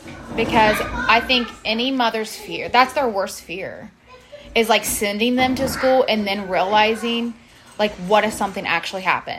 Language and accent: English; Ohio, United States